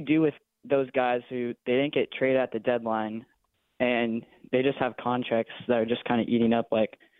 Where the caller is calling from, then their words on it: California, United States; I'm a teenager from Orange County.